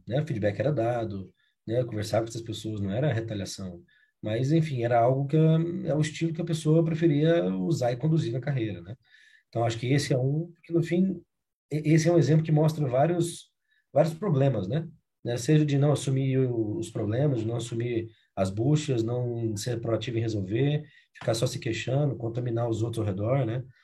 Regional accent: Uberlândia, Minas Gerais, Brazil; accent: mineiro; moved away as an adult; also born or lived in Rio Grande do Sul; now in Curitiba, Brazil; sou mineiro de Uberlândia

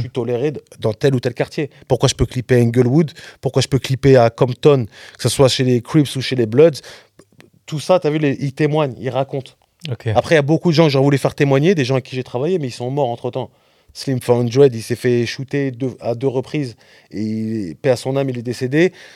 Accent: Rennes, Brittany, France; moi je suis de la West Coast aussi. Hein. Rennes, c'est la West Coast.

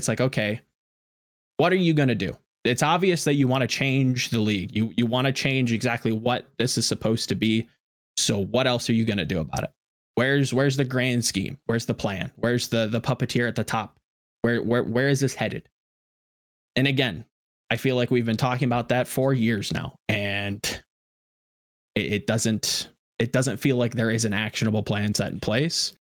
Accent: Atlanta, Georgia, United States; I'm from Atlanta, so, you know, I got to, you know, support the Atlanta FaZe and Call of Duty and the Reign and whatnot.

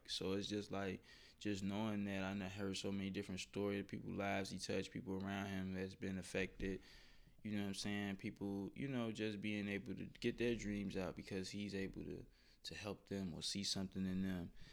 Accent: Chicago, Illinois, United States; growing up in Chicago, yeah, in Chicago

